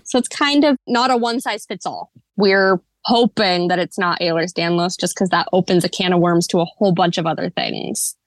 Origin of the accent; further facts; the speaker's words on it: just south of Portland, Oregon, United States; I was born and raised here in the Pacific Northwest. specifically Oregon, just south of Portland.